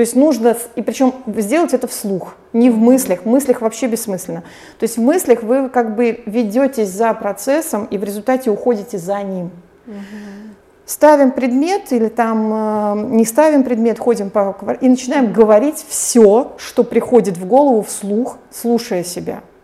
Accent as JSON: {"language": "Russian", "town": "St Petersburg", "region": "Saint Petersburg", "country": "Russia", "moved": "as an adult", "said": "я с 12 лет знала, что я уеду из Петербурга"}